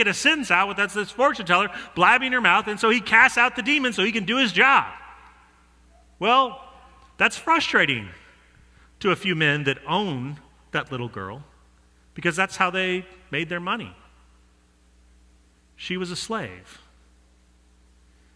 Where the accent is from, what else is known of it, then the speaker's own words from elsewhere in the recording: Denver, Colorado, United States; I'm from Denver